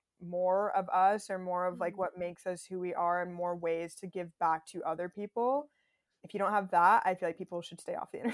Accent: Minnesota, United States; born there; also born or lived in Texas / Florida; I grew up in such like a white environment. Like, honestly, I was born in Minnesota and then Texas and Florida

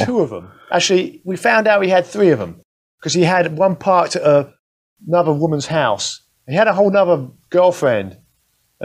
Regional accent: London, United Kingdom; now in United States; I grew up in London

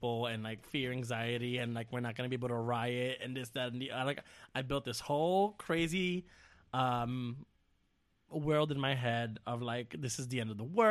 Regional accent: United States; Speaking as an American

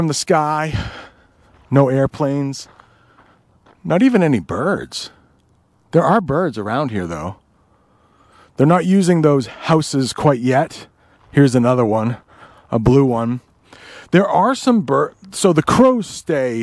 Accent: Vermont, United States; moved away; I was born in Vermont

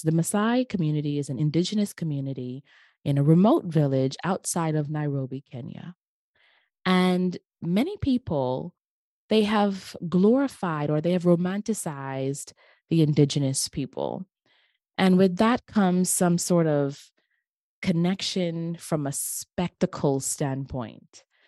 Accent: Bahamas; in my hometown, the where I grew up, in the beautiful islands of the Bahamas.

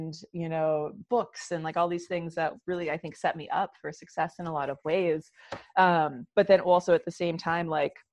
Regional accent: Rochester, New York, United States; I grew up in Western New York, outside of Rochester, New York.

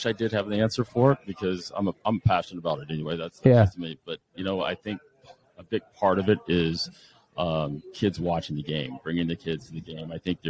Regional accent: Las Vegas, Nevada, United States; moved away as an adult; also born or lived in San Diego, United States; now in Overland Park, United States; So I was in Vegas, grew up in Vegas, went to school at the University of San Diego, played soccer there.

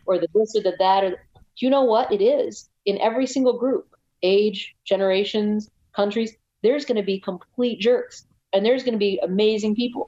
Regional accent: United States; I'm from the United States

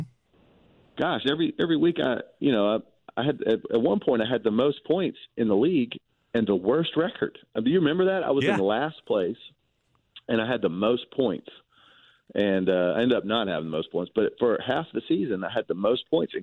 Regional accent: Georgia, United States; It's in my home state

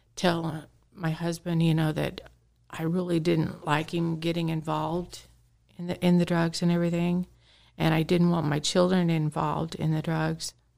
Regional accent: Carthage, Missouri, United States; I was born and raised here in Carthage, Missouri

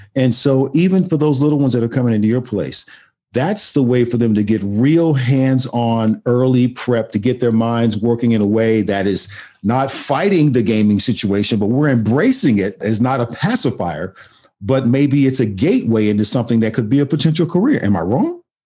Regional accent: Austin, Texas, United States; I grew I grew up in Austin, Texas

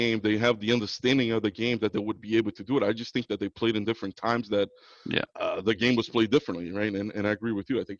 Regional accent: South Region, Brazil; also born or lived in Boston, United States / São Paulo, Brazil; now in Florida, United States; when I moved from Brazil, I moved to Boston, and I grew up a Patriots fan up in Boston

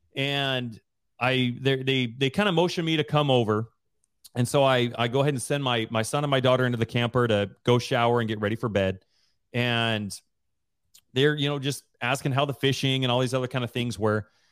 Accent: Rigby, Idaho, United States; moved away as an adult; We both grew up in Riory, Idaho together

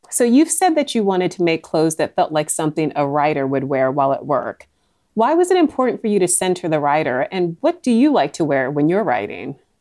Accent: Northern Virginia, United States; born or raised there

